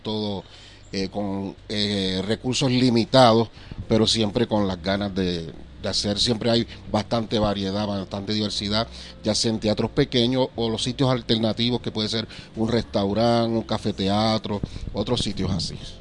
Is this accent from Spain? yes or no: no; Puerto Rico; de Puerto Rico